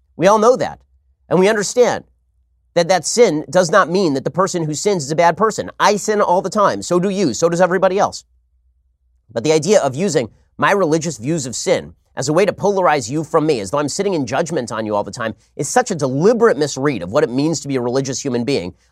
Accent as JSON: {"language": "English", "country": "United States", "said": "I'm an American citizen"}